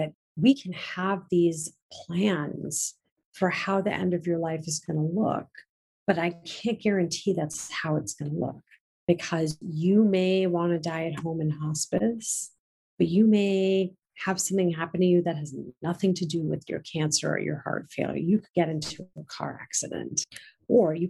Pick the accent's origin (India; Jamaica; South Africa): India; I'm Indian